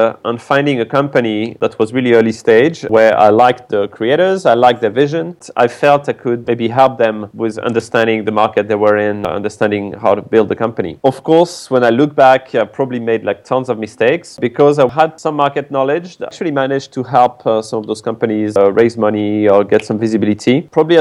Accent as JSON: {"language": "English", "country": "France", "also_born_or_lived": "Tokyo, Japan / South Korea / Singapore / Malaysia", "moved": "as an adult", "lives_now": "China", "said": "I'm originally from France"}